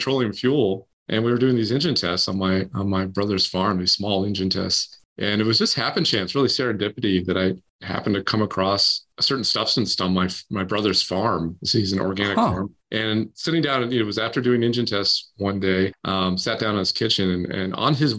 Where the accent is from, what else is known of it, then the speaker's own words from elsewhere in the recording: Maine, United States; I grew up in Maine, where you can see the universe